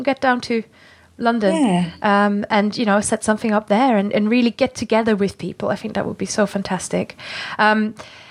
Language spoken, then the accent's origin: English; Germany; English is a second language; now in United Kingdom; me being a German from the countryside